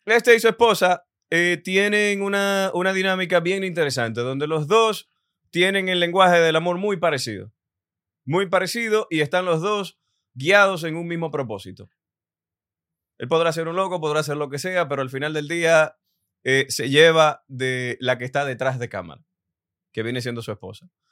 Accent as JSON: {"language": "Spanish", "country": "Dominican Republic", "said": "yo como dominicano también te veo como una inspiración"}